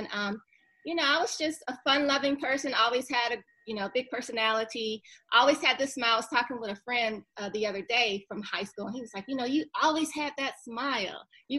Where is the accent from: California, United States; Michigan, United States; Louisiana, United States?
Michigan, United States; Detroit; moved away as an adult; also born or lived in Seattle, Washington; now in Atlanta, United States; So growing up in Detroit